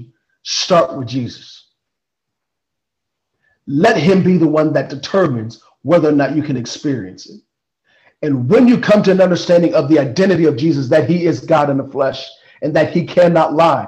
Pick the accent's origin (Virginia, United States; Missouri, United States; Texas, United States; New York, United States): Missouri, United States; Kansas City; I grew up in Kansas City, Missouri